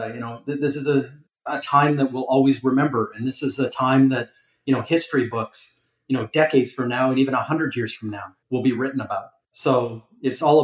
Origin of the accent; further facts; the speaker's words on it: Calgary, Alberta, Canada; moved away as an adult; also born or lived in Toronto, Canada; now in Miami, United States; I grew up in Calgary